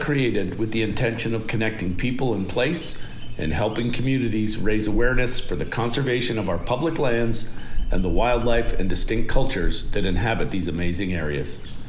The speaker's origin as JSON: {"language": "English", "town": "Toronto", "region": "Ontario", "country": "Canada", "tie": "born or raised there", "said": "When we were young kids growing up in Toronto, one day our mom said, \"Chris, please go take a nap.\""}